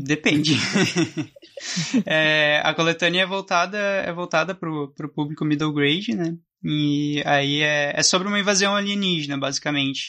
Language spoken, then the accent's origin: Portuguese; Santa Maria, Rio Grande do Sul, Brazil; sou de Santa Maria, Rio Grande do Sul